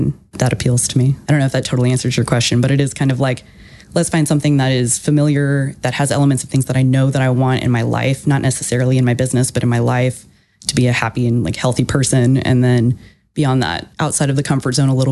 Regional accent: Houston, Texas, United States; moved away as an adult; also born or lived in Austin, Texas; I was born and raised in Houston and then lived in Austin

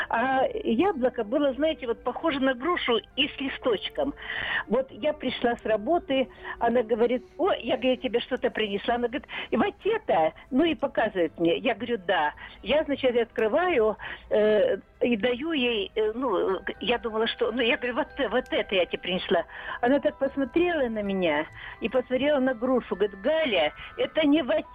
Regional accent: Kamchatka Krai, Russia; а мы с Камчатки, я на Камчатке, в смысле, она была. А у нас там не было ни огурцов, ой, ни этих самих, ни груш, ни, ни яблок.

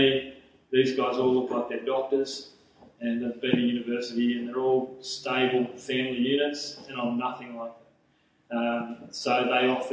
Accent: the Shire, south of Sydney, New South Wales, Australia; moved away as an adult; also born or lived in Central Coast, New South Wales; I'd been in youth ministry and young adult ministry down in the Shire, which is just south of Sydney. I'm from the Shire

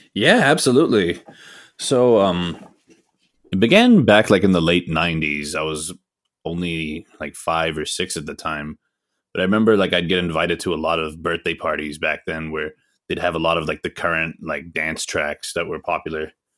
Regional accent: Atlanta, Georgia, United States; also born or lived in Pakistan; I was actually born in the States. So, I was born here in Atlanta

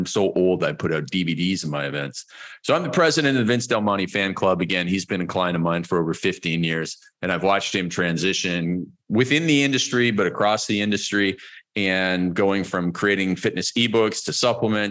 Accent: Toronto, Ontario, Canada; moved away as an adult; now in Cancun, Mexico; We're originally from Vancouver, which is where my wife is from, and Toronto area, which is where I am from

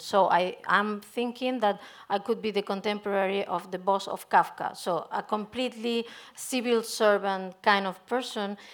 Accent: Spain; I'm coming from Spain

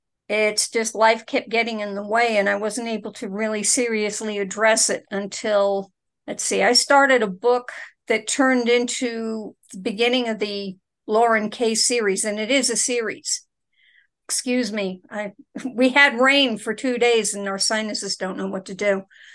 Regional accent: Manhattan, New York, United States; born there; also born or lived in Detroit / Jackson, Mississippi; But I was born in Manhattan, New York.

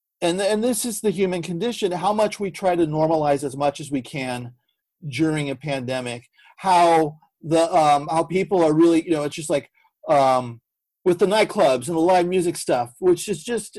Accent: San Francisco, California, United States; now in Los Angeles, United States; I'm from San Francisco. So living

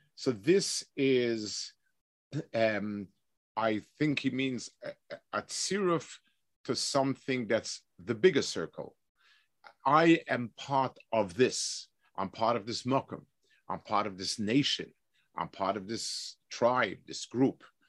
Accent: New York City, New York, United States; I, I grew up in Lower East Side.

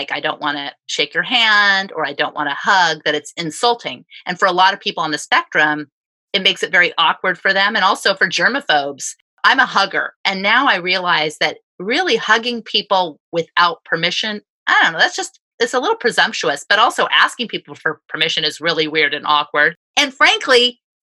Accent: United States; as an American

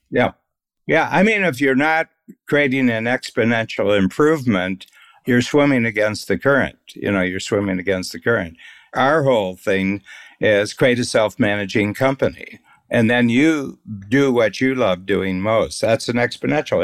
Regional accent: Northern Ohio, United States; I grew up in Northern Ohio

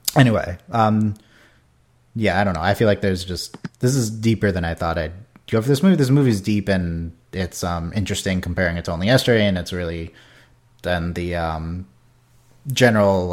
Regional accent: United States; as an American viewer

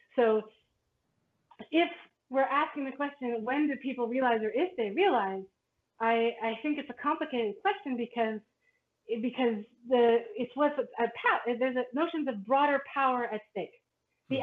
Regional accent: Canada; as a Canadian and as a Canadian that who who was often considered American. It's because my parents are American

